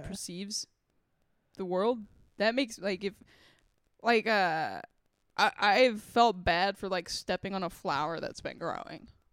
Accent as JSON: {"language": "English", "region": "Texas", "country": "United States", "tie": "born or raised there", "said": "I grew up in Texas"}